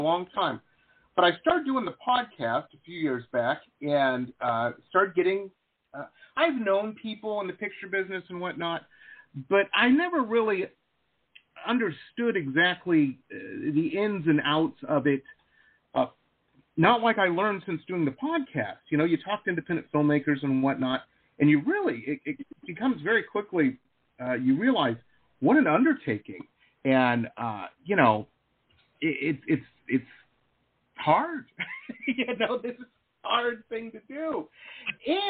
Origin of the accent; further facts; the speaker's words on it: Detroit, Michigan, United States; When I was a kid, I grew up in Detroit, it was suburbs of Detroit, and then moved down into the city